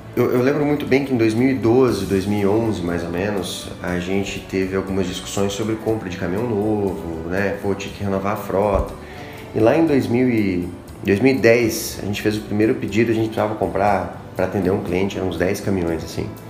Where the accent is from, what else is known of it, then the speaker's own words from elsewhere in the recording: Brazil; Nós como brasileiros